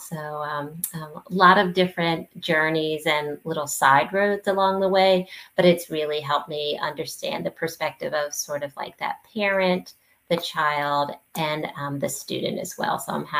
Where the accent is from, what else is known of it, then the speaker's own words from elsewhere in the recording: New Jersey, United States; moved away as an adult; now in New Orleans, United States; I was born and raised in New Jersey. And so I spent 7 years there. And then I decided to relocate to New Orleans.